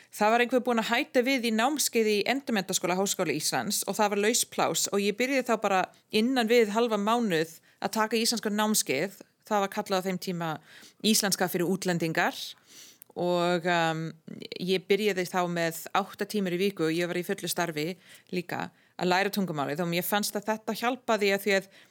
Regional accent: Ottawa, Ontario, Canada; Icelandic is a second language; moved away as an adult; also born or lived in Europe; now in Iceland; jól sem ég man eftir sem krakki í Kanada, í Óttava

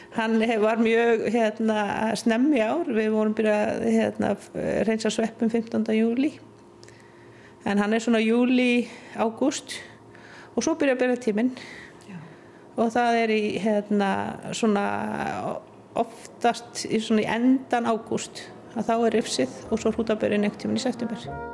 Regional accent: Iceland; moved away as an adult; also born or lived in Hallormsstaður; ég er uppalinn í Mörgdalufjallum

